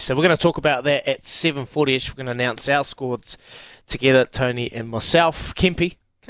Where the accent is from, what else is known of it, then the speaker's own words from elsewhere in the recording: Napier, Hawke's Bay, New Zealand; they got Kemp and Napier back at my hometown